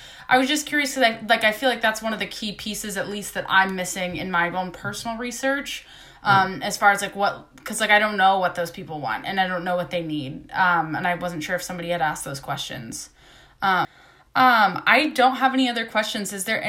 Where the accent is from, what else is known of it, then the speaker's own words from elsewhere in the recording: Ohio, United States; now in California, United States; I grew up in Ohio, so neighbors to West Virginia, right. Moved around a lot. I now live in California